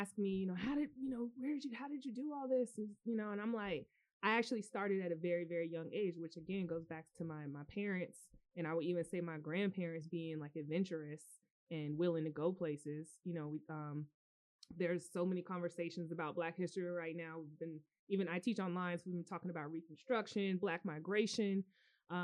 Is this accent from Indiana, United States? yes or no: no; Cary, North Carolina, United States; So yeah, growing up in Cary, North Carolina was a very interesting experience culturally.